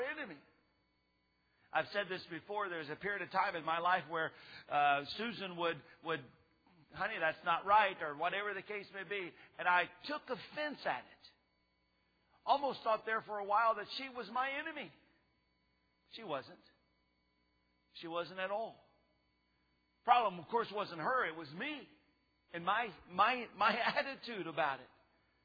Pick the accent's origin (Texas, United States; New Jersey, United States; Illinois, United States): Texas, United States; I lived in the neighborhood growing up in Texas